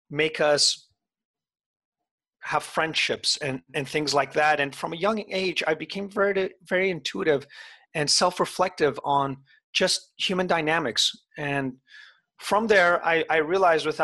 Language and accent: English; Iran; born there; my family, I was born in Iran and every single year or two we would have to move.